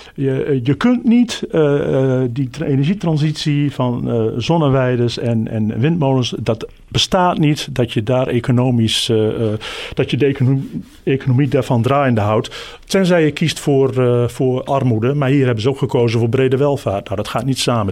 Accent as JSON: {"language": "Dutch", "region": "Groningen", "country": "Netherlands", "tie": "born or raised there", "said": "ik ben geboren en getogen in Groningen"}